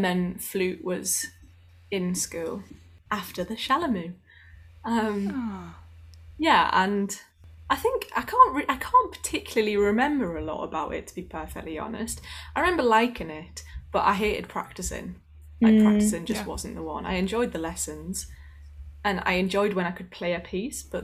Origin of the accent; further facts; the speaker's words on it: the north of England, United Kingdom; accent: northern; my northern accent